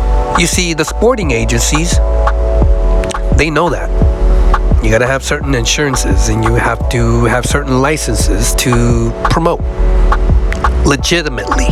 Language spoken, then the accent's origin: English; San Francisco, California, United States; also born or lived in Fresno, California; I was born and raised in San Francisco